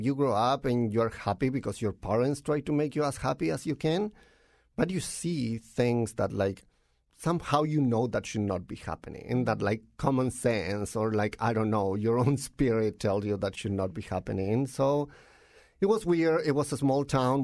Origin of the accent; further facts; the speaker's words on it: Tocopilla, Antofagasta, Chile; English is a second language; moved away as an adult; now in Connecticut, United States; I'm from Chile. I grew up in a really small town in the north of the country called Tocopilla